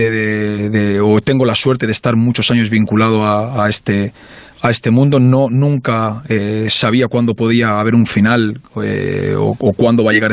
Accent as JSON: {"language": "Spanish", "town": "Barcelona", "region": "Catalonia", "country": "Spain", "tie": "born there", "moved": "yes", "said": "Soy catalán, eh, nacido en Barcelona, en Esplugas concretamente. Pero bueno, en Barcelona capital"}